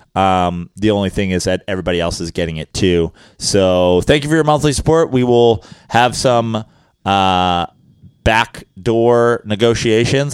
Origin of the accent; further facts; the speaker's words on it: New York, United States; As a New Yorker